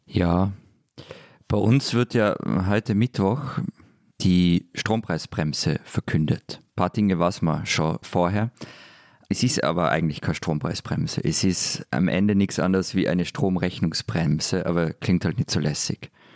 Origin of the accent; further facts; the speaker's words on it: Vienna, Austria; bei uns in Wien